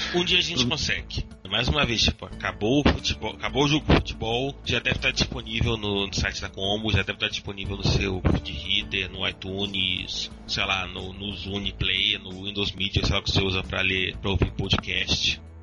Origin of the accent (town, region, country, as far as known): Rio de Janeiro, Brazil; accent: carioca